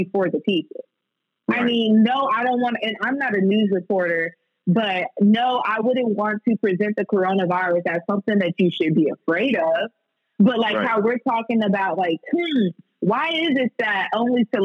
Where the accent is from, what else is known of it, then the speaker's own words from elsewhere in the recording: Texas, United States; now in Lafayette, United States; I'm originally from Texas